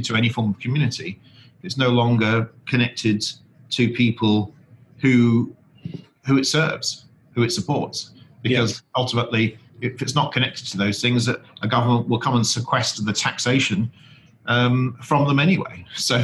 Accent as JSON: {"language": "English", "area": "the North", "region": "the north of England", "country": "United Kingdom", "said": "I'm from the North"}